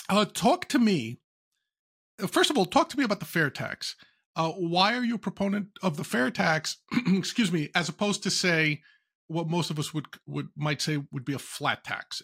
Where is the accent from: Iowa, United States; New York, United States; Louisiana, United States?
New York, United States; I'm a New Yorker as well